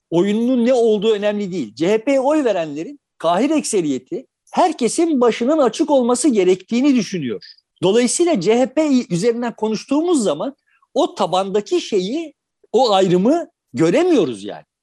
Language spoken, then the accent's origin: Turkish; Turkey; Yani bu boşluk bak kardeşim biz Türk'üz ama tamam ya